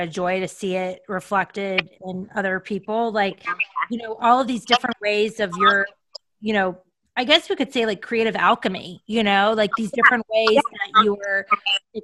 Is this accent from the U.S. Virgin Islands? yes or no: yes; U.S. Virgin Islands; moved away as an adult; now in United States; I grew up in the Caribbean in St. Thomas.